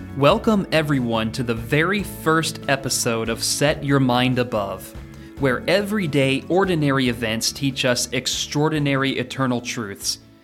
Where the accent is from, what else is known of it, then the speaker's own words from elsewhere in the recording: Oregon, United States; moved away as an adult; also born or lived in Texas / Kentucky; now in Danville, Kentucky, United States; my childhood when I was growing up in Oregon.